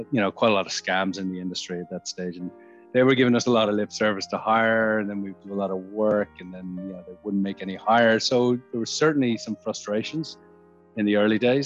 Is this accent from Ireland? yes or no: yes; Ireland; moved away as an adult; now in Sydney, Australia; I'm Irish. I moved to Sydney 17 years ago in 2004